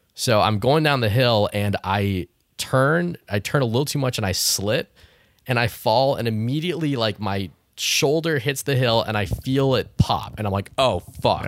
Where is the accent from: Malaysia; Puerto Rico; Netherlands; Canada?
Canada; I grew up in Canada